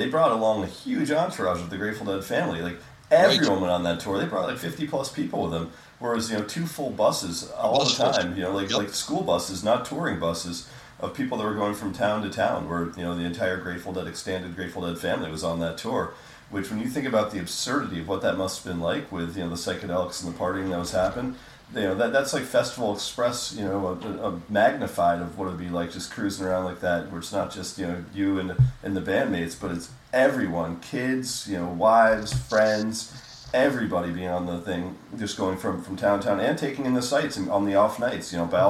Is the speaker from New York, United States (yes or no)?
yes; New York, United States; I was born early in the morning in New York on April 30th, 72